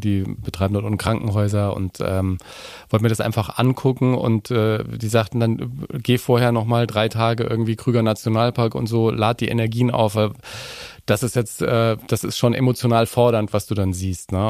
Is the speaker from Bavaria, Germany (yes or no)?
yes; Nuremberg, Bavaria, Germany; ich bin ein Nürnberger. Ich bin in Nürnberg geboren